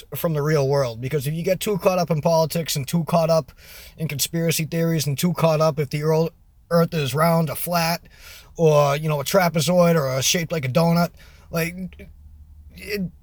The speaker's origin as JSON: {"language": "English", "town": "Boston", "region": "Massachusetts", "country": "United States", "said": "I'm from Boston, Massachusetts"}